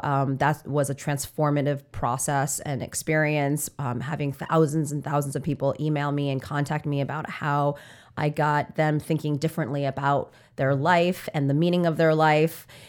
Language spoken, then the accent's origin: English; New York City, New York, United States; I'm from New York